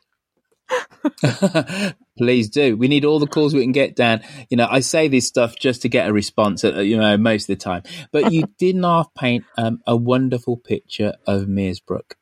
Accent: Birmingham, West Midlands, United Kingdom; I grew up in in Birmingham. So Birmingham, relatively big city in the UK

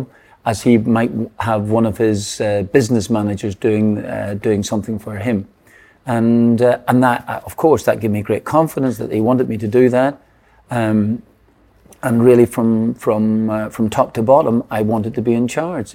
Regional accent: Northern Ireland, United Kingdom; I was born in Northern Ireland, growing up as an Irish Catholic

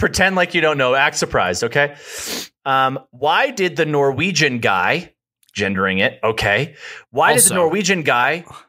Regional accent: Denmark; I was born in Denmark.

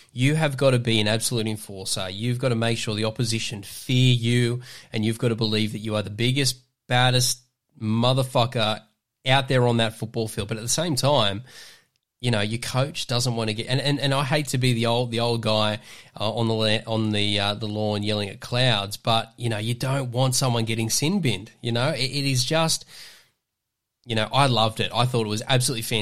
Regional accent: Queensland, Australia; the Queenslander

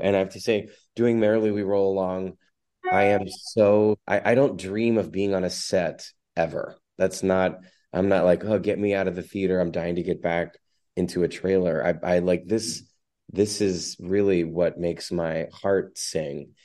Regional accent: United States; as an American

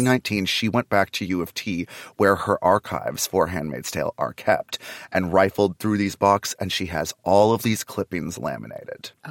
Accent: Canada; now in Los Angeles, United States; I'm Canadian, so I'm not dying in this country. I still have a Canadian bank account.

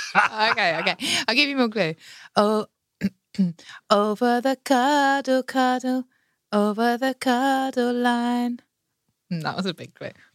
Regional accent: Margate, South East England, United Kingdom; also born or lived in Broadstairs; That's my hometown, Margate

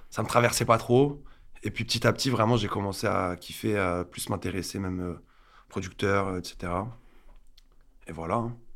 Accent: Alès, Occitania, France; moved away as an adult; now in Paris, France; à Alès une ville du sud un peu perdue pas loin de Nîmes

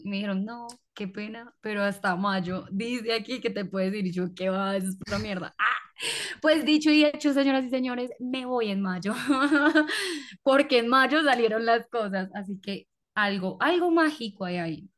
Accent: Colombia; yo nací en una hora supuestamente rara en Colombia

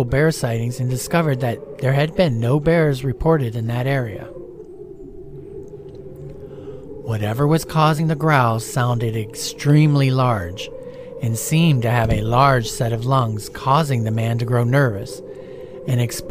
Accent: Stark County, Ohio, United States; now in Florida, United States; where I grew up in Stark County, Ohio

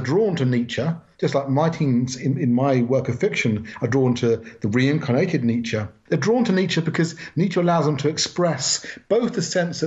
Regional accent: Wokingham, South East England, United Kingdom; moved away as an adult; also born or lived in Southall, London / Manchester; I spent most of my years growing up in the town of Wokingham. We moved out from London. We moved out from Southall in the west of London

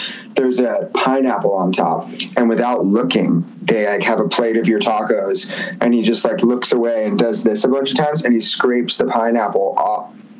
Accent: Point Pleasant, New Jersey, United States; moved away as an adult; also born or lived in Nashville, Tennessee; now in Los Angeles, United States; I grew up in Jersey, but then I moved to Nashville and I lived in Nashville for 8 years

